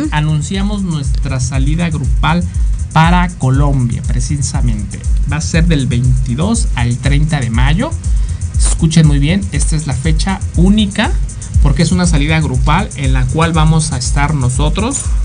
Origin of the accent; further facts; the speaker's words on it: Mexico; nosotros como mexicanos